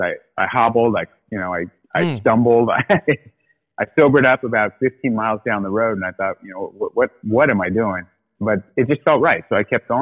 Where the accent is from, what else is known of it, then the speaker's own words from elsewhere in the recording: South Orange County, Southern California, United States; also born or lived in Australia; Born in Southern California. Yep, born in South Orange County.